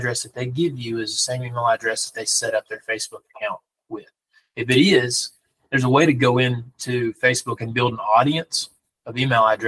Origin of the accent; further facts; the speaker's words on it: Danville, Alabama, United States; now in Huntsville, United States; I grew up right here. I remember when this Dollar General was built. I went to high school right across the street at Danville High School